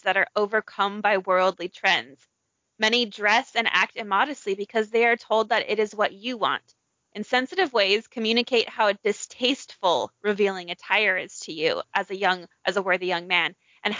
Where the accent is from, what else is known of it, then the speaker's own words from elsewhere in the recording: Provo, Utah, United States; that's my hometown